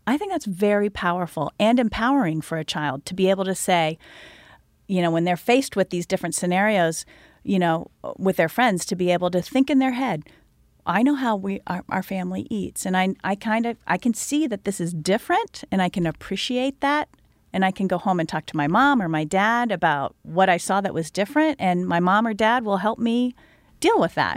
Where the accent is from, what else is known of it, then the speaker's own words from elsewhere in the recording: Indiana, United States; I was born and raised in Indiana